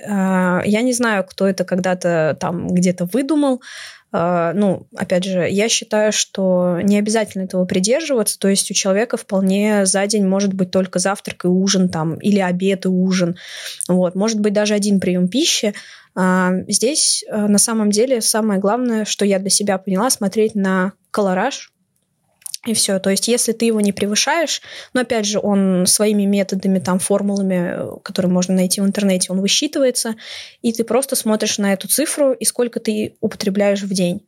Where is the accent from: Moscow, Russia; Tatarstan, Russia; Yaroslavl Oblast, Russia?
Moscow, Russia; мне 19 лет, я из Москвы